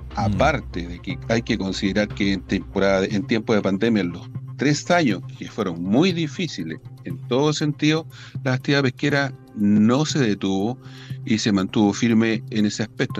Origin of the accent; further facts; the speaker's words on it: Biobío, Chile; nosotros somos la región del Biobío, la capital pesquera de Chile